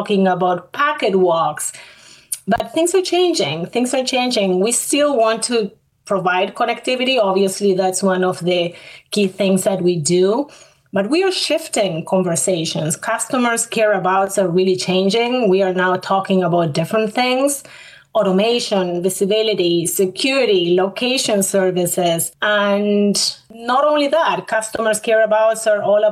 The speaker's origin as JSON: {"language": "English", "country": "Argentina", "moved": "as an adult", "lives_now": "Canada", "said": "I'm not from Canada, although I live in Canada. I am from Argentina. I studied at the University of Buenos Aires"}